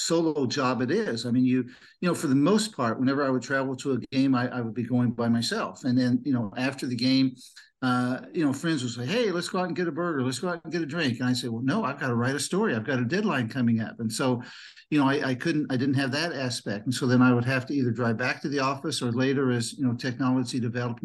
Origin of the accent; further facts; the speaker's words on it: Mahomet, Illinois, United States; when I was growing up in Muhammad, I played Little League baseball